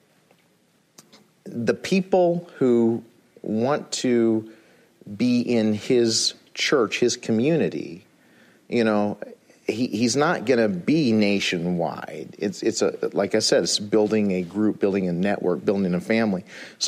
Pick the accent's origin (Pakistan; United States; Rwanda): United States; Illinois; I'm from Illinois